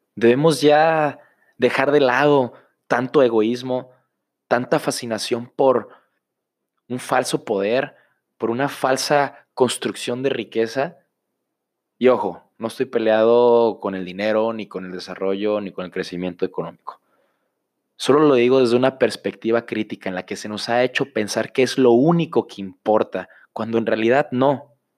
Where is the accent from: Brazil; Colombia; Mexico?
Mexico; Autlán de Navarro, Jalisco; de aquí de mi pueblo, de Autlán de Navarro